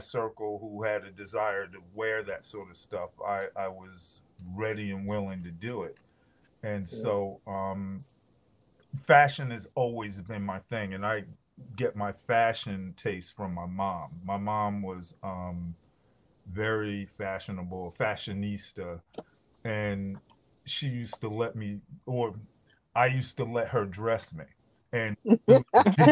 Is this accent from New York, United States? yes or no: no; Scotch Plains, New Jersey, United States; also born or lived in Newark, New Jersey; I grew up in Scotch Plains, New Jersey